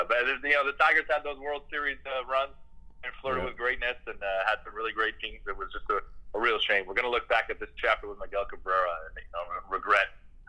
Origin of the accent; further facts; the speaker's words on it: Windsor, Ontario, Canada; Yeah, I grew up in Walkerville